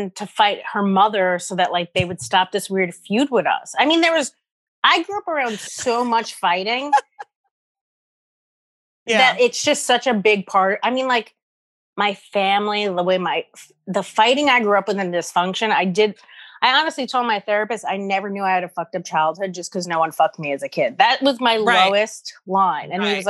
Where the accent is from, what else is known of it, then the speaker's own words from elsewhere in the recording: New York City, New York, United States; I grew up in Morris Park.